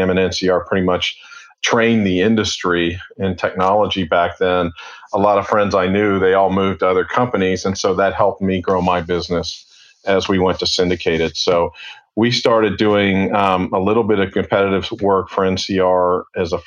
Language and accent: English; Cincinnati, Ohio, United States; moved away as an adult; also born or lived in Atlanta; born and raised in Cincinnati